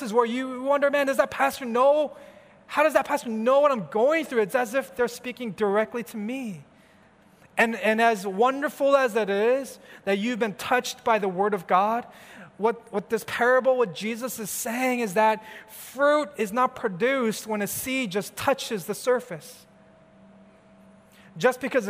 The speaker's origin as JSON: {"language": "English", "region": "California", "country": "United States", "said": "I'm from California, where we have the sun every day, every month, throughout the whole year, kind of different from Chicago"}